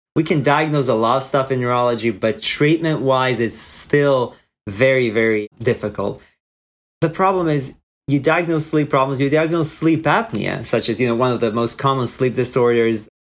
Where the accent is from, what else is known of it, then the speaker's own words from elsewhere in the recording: Croatia; moved away as an adult; now in United States; I'm originally from Croatia, where I was intended to do neurology residency